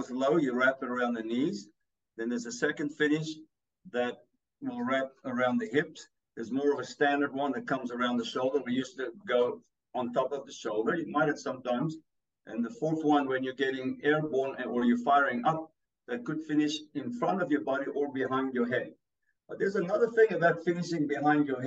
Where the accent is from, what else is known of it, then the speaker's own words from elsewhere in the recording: South Africa; accent: a little bit of Africa; English is a second language; moved away; I'm from South Africa